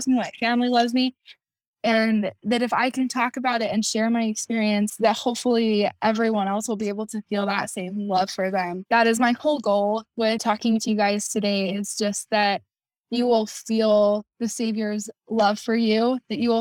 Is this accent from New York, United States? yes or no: no; Kaysville, Utah, United States; I'm from Kaysville, Utah